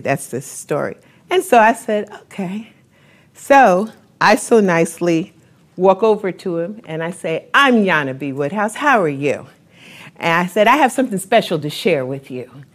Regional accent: New York, United States; I'm from New York

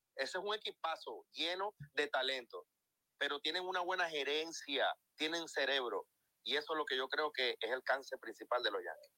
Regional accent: Venezuela; yo soy venezolano

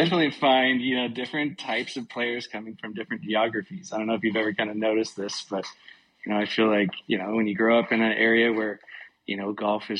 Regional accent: Tacoma, Washington, United States; We grew up playing on our local muni here called the Classic in the Tacoma, Washington region.

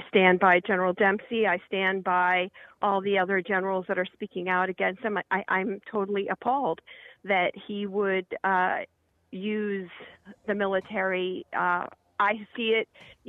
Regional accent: Kent, Ohio, United States; The other thing is I grew up in Kent, Ohio.

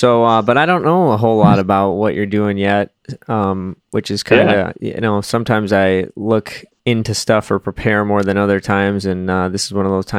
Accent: North Branch, Minnesota, United States; also born or lived in Wisconsin; I grew up in Wisconsin until I was like 10, and then moved here to Minnesota, which was just like an hour away. And then went to high school here, and a little while after I graduated, moved to Minneapolis, lived in and around Minneapolis for, the last however many years

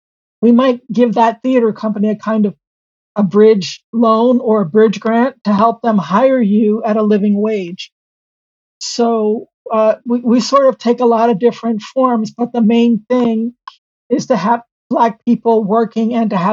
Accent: Seattle, Washington, United States; in my own hometown. You know, at the time when the Hansberry Project started, according to the census, Seattle was the fifth whitest large city in the country.

